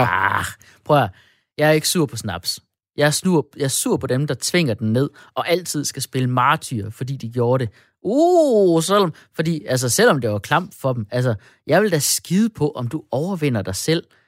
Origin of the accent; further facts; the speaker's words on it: Denmark; vi danskere